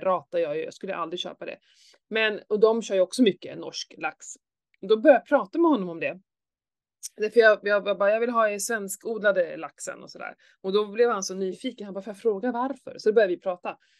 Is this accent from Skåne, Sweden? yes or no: yes; Skåne, Sweden; när jag var liten så här, i Skåne